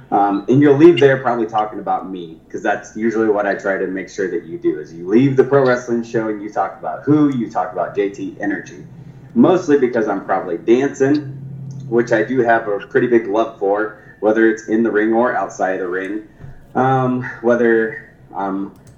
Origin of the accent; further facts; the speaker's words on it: Thor, Iowa, United States; also born or lived in Tulsa; I was born in Tulsa, Oklahoma. My dad's family is from, and my mom's family is from Iowa. So when I was 10, we moved up to Iowa, a little town called Thor, Iowa